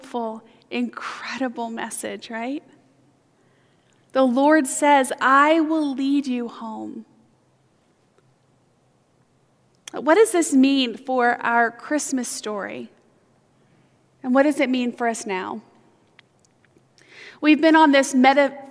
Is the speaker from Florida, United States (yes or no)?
yes; Fort Lauderdale, Florida, United States; I grew up in Fort Lauderdale, Florida